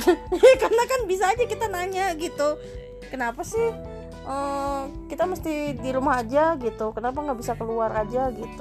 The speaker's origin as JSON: {"language": "Indonesian", "country": "Indonesia", "said": "Kita orang Indonesia"}